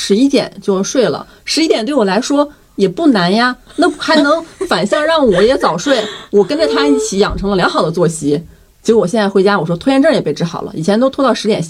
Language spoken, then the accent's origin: Chinese; Northeast China, China; 作为一个东北人，